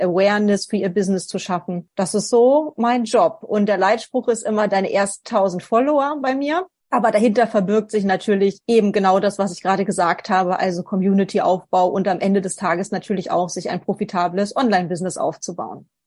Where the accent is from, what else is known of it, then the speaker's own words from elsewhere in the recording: Northern Germany, Germany; now in Vienna, Austria; ursprünglich komme ich aus Norddeutschland. Ich wohne jetzt in Wien